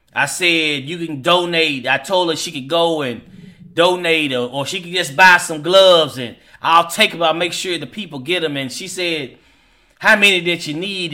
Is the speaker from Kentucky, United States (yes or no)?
yes; Hopkinsville, Kentucky, United States; now in Louisville, United States; my hometown of Hopkinsville, Kentucky